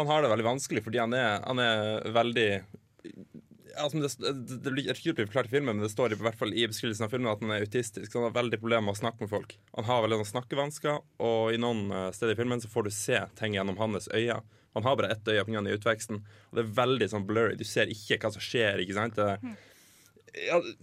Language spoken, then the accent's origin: Norwegian; Leknes, Nordland, Norway; now in Trondheim, Norway; jeg kommer fra Leknes i Lofoten